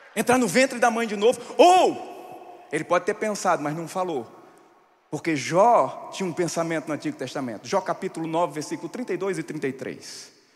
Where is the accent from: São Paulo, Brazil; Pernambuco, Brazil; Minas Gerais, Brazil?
Pernambuco, Brazil; sertão of; onde eu nasci no sertão de Pernambuco